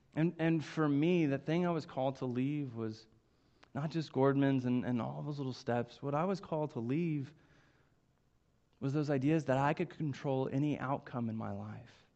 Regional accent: Coweta, Oklahoma, United States; I grew up in Coweta, Oklahoma. Uh, it's just southeast of Tulsa, and it's really where I spent um, all of my childhood and, and young life.

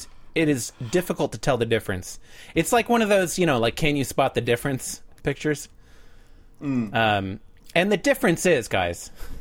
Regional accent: Midwest, United States; you and I grew up in the Midwest. I guess Ohio is the Midwest also.

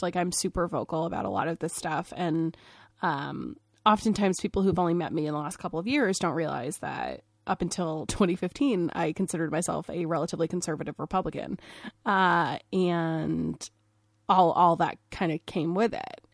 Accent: Maine, United States; I grew up in Maine. I grew up in the whitest state in the country

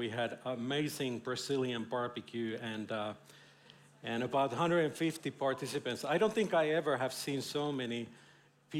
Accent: Finland; now in Israel; I'm from Finland.

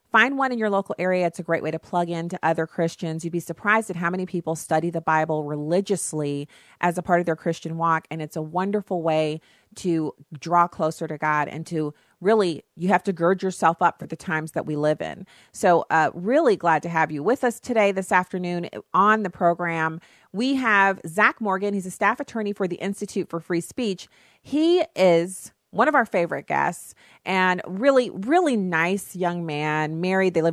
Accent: Germany; now in United States; I know it sounds weird for me to say it's so much fun to live in the United States, but I grew up in Germany. And so I love Germany. It's a beautiful country. It was a wonderful place to grow up.

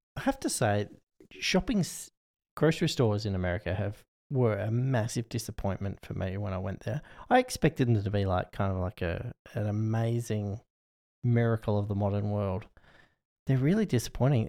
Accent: Australia; as an Australian

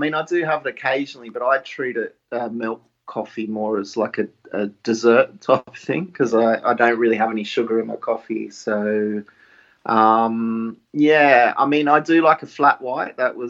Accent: Australia; moved away; You can probably tell by the accent, I was born in Australia and grew up in Australia.

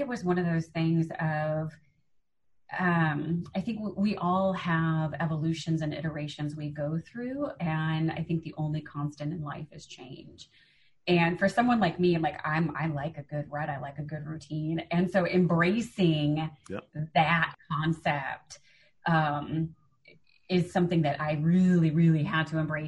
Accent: Chicago, Illinois, United States; I'm from Chicago. I'm a Midwesterner

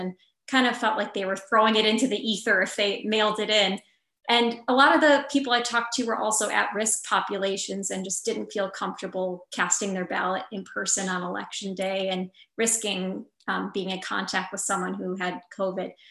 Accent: Wausau, Wisconsin, United States; my hometown, which was really great, Wausau, Wisconsin

